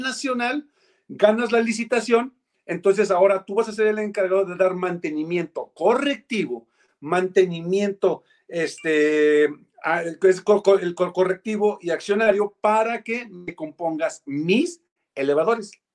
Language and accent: Spanish; Mexico; hubiéramos hecho los mexicanos y las mexicanas